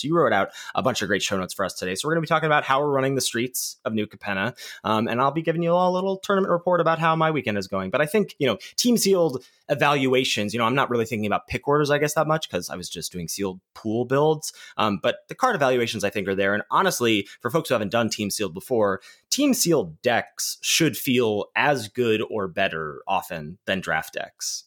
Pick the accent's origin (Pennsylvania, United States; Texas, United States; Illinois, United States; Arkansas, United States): Pennsylvania, United States; Pittsburgh; in my hometown